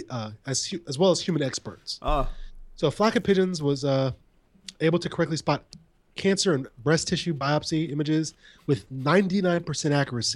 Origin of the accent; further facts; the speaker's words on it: Ohio, United States; born there; But I was born in Ohio.